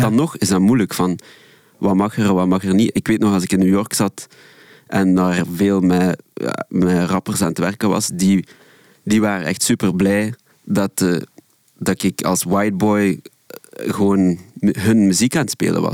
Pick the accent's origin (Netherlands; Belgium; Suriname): Belgium; Ghent, Flanders; moved away; also born or lived in Brussels; ik kom oorspronkelijk van Gent